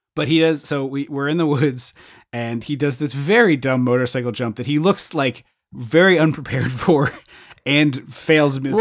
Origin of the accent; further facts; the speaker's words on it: where The Blob was filmed, Pennsylvania, United States; nineteen fifty-eight, filmed where we grew up.